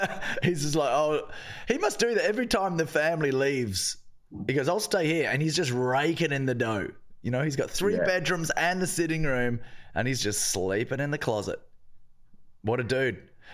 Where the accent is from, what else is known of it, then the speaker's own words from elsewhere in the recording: Australia; I'm Australian, no stranger to a futon.